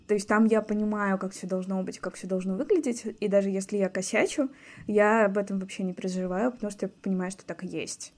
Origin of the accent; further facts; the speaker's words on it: Anapa, Krasnodar Krai, Russia; also born or lived in Moscow; now in Saint Petersburg, Russia; Я выросла в Анапе